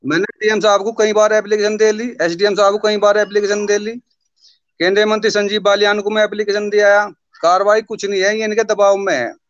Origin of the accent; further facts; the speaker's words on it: Sisoli, Uttar Pradesh, India; मेरा गांव सिसोली है जी कस्बा सिसोली जिला मुजफ्फरनगर